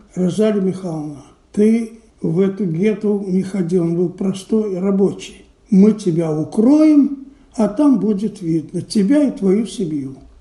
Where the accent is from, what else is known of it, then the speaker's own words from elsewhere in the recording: Minsk, Belarus; moved away as an adult; now in Israel; но родился я, конечно, не здесь. Я родился в Минске.